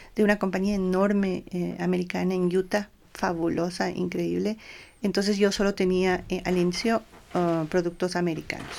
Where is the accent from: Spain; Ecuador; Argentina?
Ecuador; nosotros como ecuatorianos